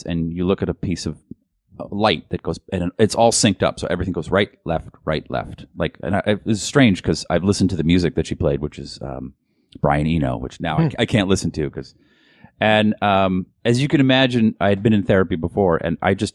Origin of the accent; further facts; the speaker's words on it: Boston, Massachusetts, United States; I am from Boston